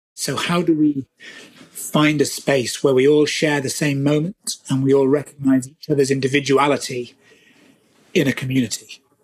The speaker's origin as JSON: {"language": "English", "country": "United Kingdom", "said": "I'm British"}